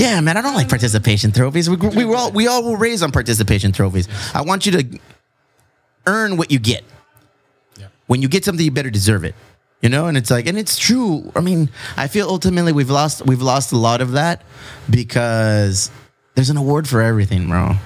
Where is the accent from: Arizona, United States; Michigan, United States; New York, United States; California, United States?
California, United States; Chula Vista